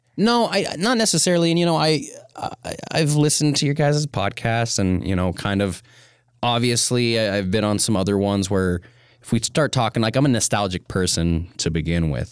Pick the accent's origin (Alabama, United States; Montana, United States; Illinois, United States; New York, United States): Montana, United States; Missoula; I'm from Missoula, and I moved into the house that my parents still live in, when I was two